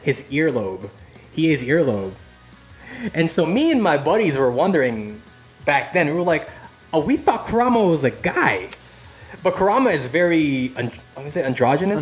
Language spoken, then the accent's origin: English; Philippines; moved away; I'm originally from the Philippines